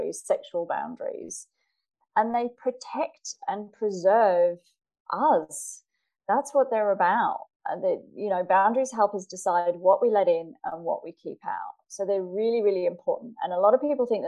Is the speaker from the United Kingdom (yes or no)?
yes; England, United Kingdom; now in Australia; I live in Australia now, I'm originally from England